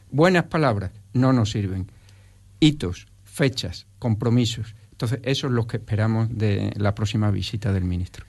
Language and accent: Spanish; Jerez de los Caballeros, Extremadura, Spain; Yo soy extremeño de primera generación. Yo ya nací aquí, en Jerez de los Caballeros, pero mi, toda mi familia es valenciana